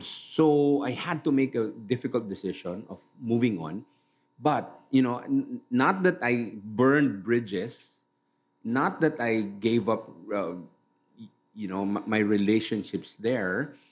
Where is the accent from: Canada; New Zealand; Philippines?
Philippines; Manila, Metro Manila; I'm from Manila